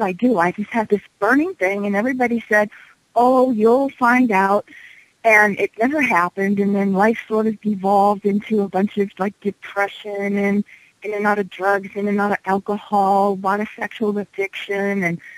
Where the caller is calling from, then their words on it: Denver, Colorado, United States; I'm calling from Denver.